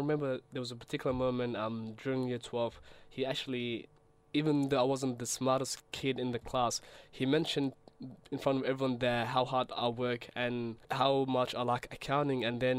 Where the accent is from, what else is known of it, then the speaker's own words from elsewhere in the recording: Australia; English is a second language; also born or lived in Somalia; I say Australia and Somalia are definitely home to me.